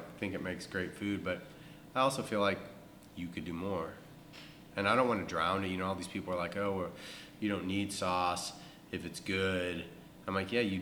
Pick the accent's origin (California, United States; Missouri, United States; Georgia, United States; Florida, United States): Missouri, United States; St. Louis; moved away as an adult; also born or lived in New York; now in Texas, United States; I grew up in St. Louis